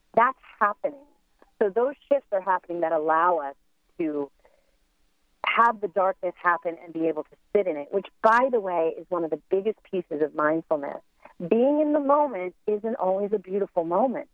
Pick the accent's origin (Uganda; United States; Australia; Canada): United States; as Americans